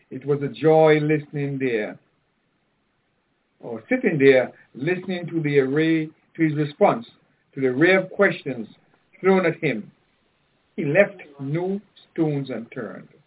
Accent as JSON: {"language": "English", "country": "Antigua & Barbuda", "tie": "born or raised there", "said": "I grew up with Tim in Antigua, and I met Tony in Barbados in 1973-74."}